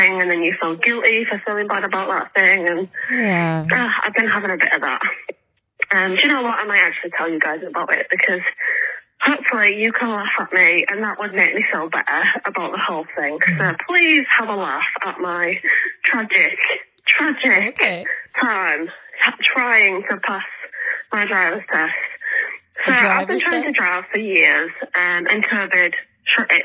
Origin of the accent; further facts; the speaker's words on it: England, United Kingdom; I'm from England